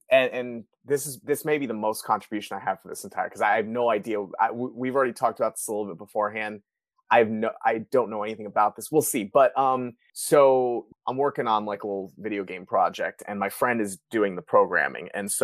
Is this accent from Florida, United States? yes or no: yes; Florida, United States; I'm from Florida, so hurricanes is something that's in our blood.